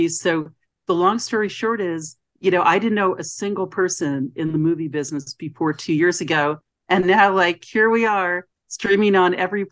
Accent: outside of Philadelphia, Pennsylvania, United States; also born or lived in New York / Miami; now in New York City, United States; when I was growing up outside of Philadelphia

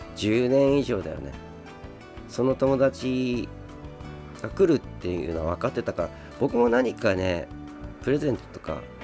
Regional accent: Sapporo, Hokkaido, Japan; moved away as an adult; also born or lived in Saitama; now in Tokyo, Japan; 北海道出身で北海道で生まれ育って21歳まで北海道にいてそれから今こっちに、えー、今は東京に住んでる

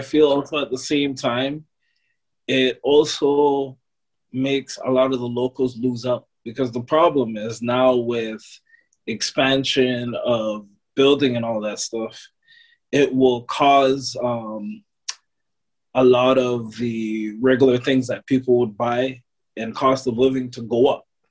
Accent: Toronto, Ontario, Canada; born and raised in Toronto

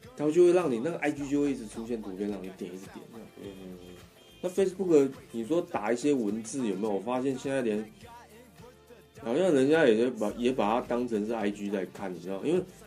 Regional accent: Taipei, Taiwan; 就是在那个我出生地附近，就是石牌那附近，就是士林， 士林那个天母那边

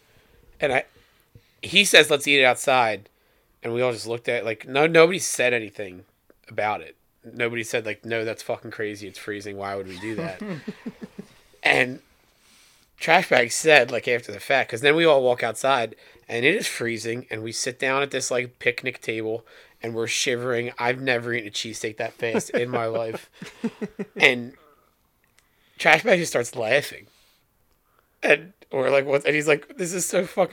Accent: Philadelphia, Pennsylvania, United States; we're all from Philly

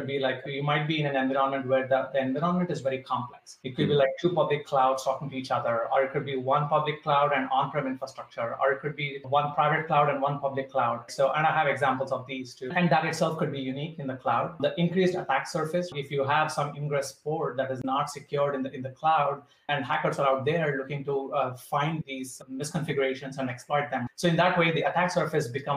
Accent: India; So I would say growing up in India

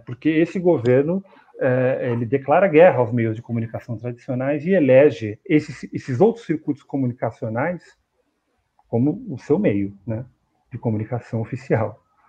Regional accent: São Paulo, Brazil; eu sou de São Paulo

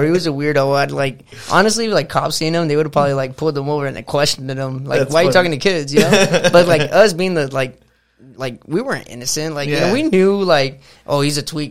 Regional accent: Los Angeles, California, United States; I grew up in San Pedro

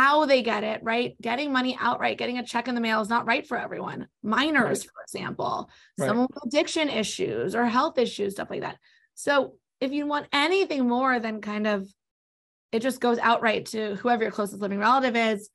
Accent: Los Angeles, California, United States; also born or lived in New York; raised in L.A., now back in L.A., raised mostly on the West Side, grew up in Mar Vista.

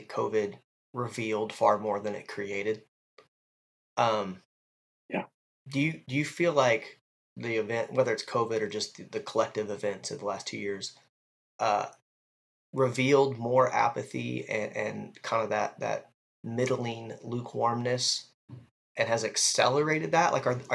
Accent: Ohio, United States; I'm from Ohio

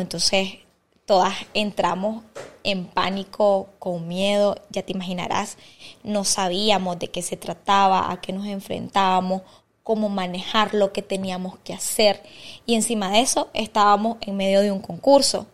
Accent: Estelí, Nicaragua; moved away as an adult; now in Managua, Nicaragua; yo soy de Estelí

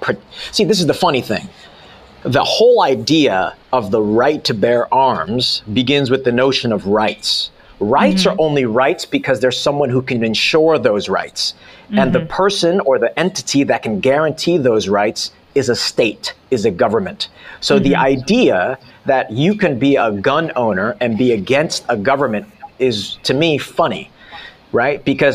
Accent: South Korea; born there; I was born in Korea, so I had to become nationalized and naturalized

